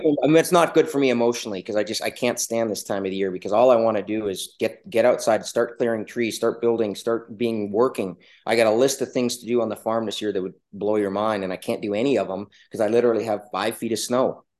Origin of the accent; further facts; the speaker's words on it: Canada; now in Alaska, United States; I was originally actually from Canada. I grew up in the Yukon Territory in British Columbia